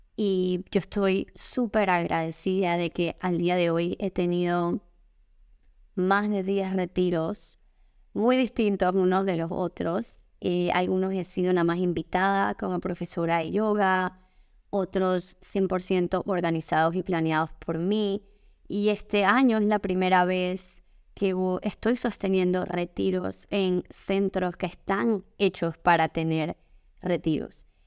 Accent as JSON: {"language": "Spanish", "country": "Panama", "said": "como panameña"}